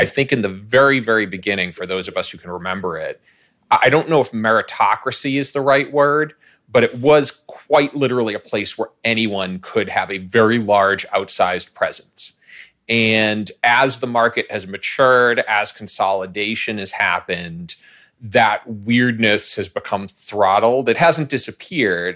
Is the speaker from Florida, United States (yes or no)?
no; Boston, Massachusetts, United States; I grew up in the Boston area.